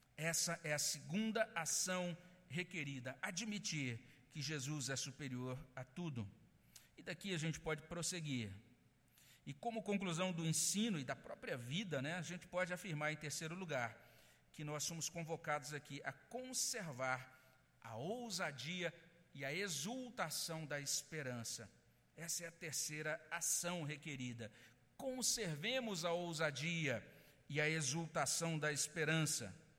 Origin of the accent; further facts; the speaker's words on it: Brazil; nós somos brasileiros, nós não fomos criados numa cultura judaica